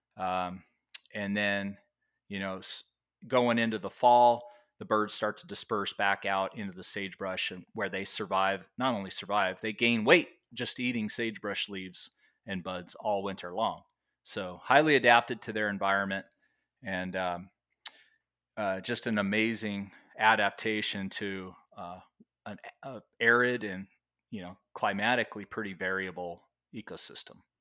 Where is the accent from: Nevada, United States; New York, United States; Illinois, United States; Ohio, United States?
Nevada, United States; Las Vegas; now in Oregon, United States; I grew up in Las Vegas